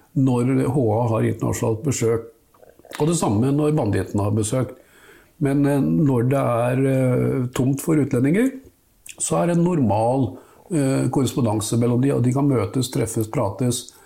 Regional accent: Nesodden, Akershus, Norway; der jeg vokste opp, altså på Nesodden

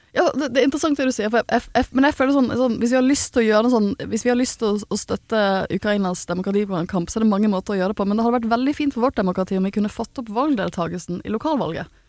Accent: Bergen, Vestland, Norway; jeg er jo fra Bergen

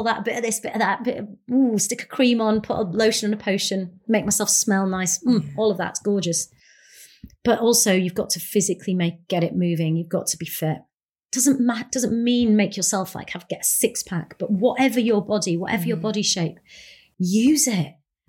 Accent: India; that actually what actually is makes me powerful is the fact that I'm Indian and I come from two different cultures

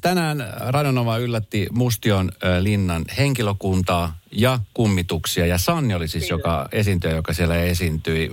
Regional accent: Espoo, Uusimaa, Finland; also born or lived in Helsinki; Mä koen, että mä oon Espoosta lähtöisin, kun mä oon tässä nyt kumminkin mm. Espoosta ja Helsingistä, mutta Espoosta ehkä lähinnä

